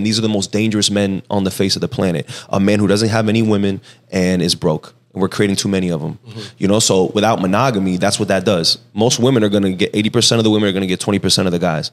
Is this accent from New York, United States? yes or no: no; Miami, Florida, United States; I speak Spanish, and I'm from Miami, so I have like an accent